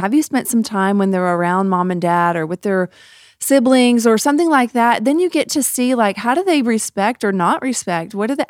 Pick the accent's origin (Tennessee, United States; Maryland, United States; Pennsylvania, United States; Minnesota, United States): Tennessee, United States; Memphis; I grew up in the South, y'all, outside of Memphis in a suburb of Tennessee, and it was like almost this expected.